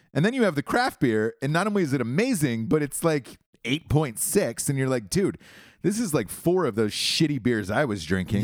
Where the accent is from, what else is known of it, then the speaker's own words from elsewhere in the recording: Georgia, United States; I'm from Georgia